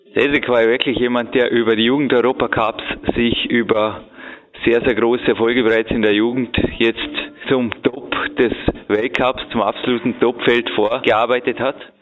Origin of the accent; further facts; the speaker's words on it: Switzerland; wir Schweizer